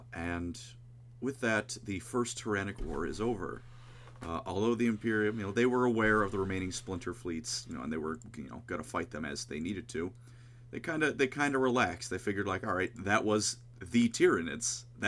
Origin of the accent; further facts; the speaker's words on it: Buenos Aires, Argentina; And I'm from Buenos Aires, and I say kill them all.